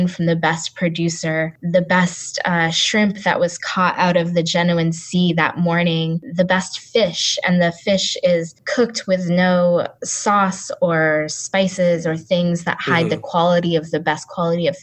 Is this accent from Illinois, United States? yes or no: no; Maine, United States; also born or lived in Seattle; now in Cape Town, South Africa; I grew up in Maine